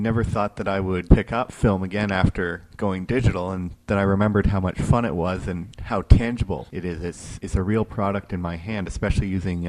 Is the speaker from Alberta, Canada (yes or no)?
no; Milton, Ontario, Canada; my hometown of Milton